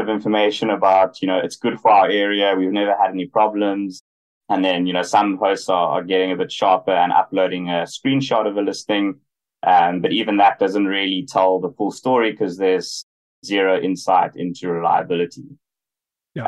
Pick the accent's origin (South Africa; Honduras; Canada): South Africa; moved away as an adult; also born or lived in Hong Kong / United States; grew up in South Africa, spent 6 years working in Hong Kong and more recently in the US